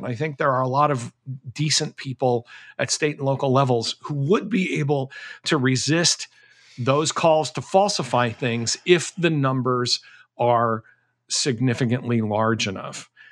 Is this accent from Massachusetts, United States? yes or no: yes; Massachusetts, United States; when I was a kid growing up in Massachusetts